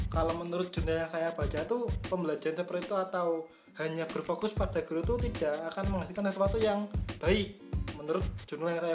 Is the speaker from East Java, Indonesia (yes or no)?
no; Sragen, Central Java, Indonesia; now in Surakarta, Indonesia; kita bandingkan di Solo dengan daerah saya sendiri ya di Sragen itu jauh sekali mas kalau di sini kan akses internet, internet mudah sekali